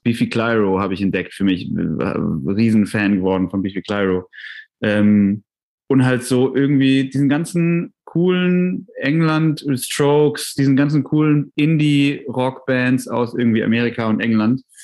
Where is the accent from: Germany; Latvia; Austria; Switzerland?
Germany; Tübingen, Baden-Württemberg; in Tübingen, wo ich aufgewachsen bin